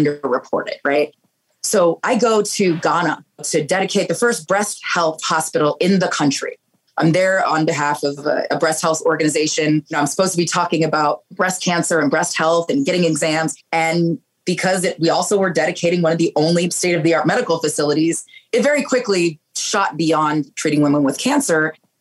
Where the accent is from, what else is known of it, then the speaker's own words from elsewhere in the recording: Pleasanton, California, United States; from Pleasanton, you know, the town that I grew up in Northern California